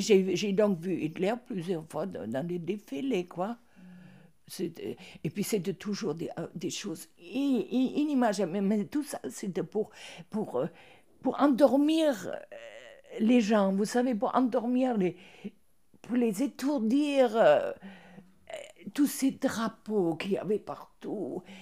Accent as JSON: {"language": "French", "region": "Berlin", "country": "Germany", "tie": "born or raised there", "moved": "yes", "said": "Je suis née à Berlin."}